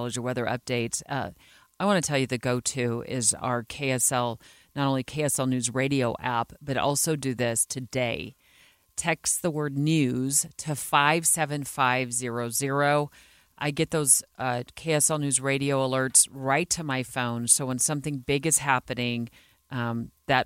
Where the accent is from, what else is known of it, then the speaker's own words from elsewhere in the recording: Arizona, United States; now in Salt Lake City, United States; my home state of Arizona